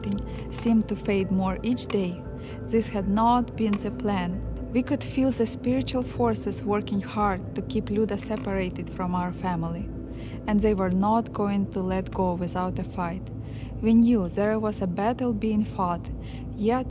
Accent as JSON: {"language": "English", "country": "Ukraine", "tie": "born or raised there", "said": "Growing up in Ukraine"}